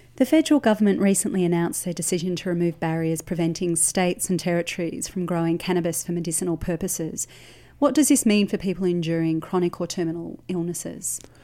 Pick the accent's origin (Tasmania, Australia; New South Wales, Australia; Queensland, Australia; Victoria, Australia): Victoria, Australia; Melbourne; now in Canberra, Australia; I'm from Melbourne originally